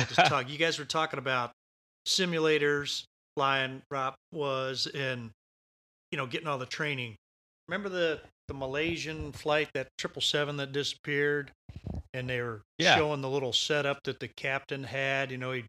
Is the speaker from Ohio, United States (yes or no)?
no; Long Beach, California, United States; I used to work in supply, and I am from Long Beach.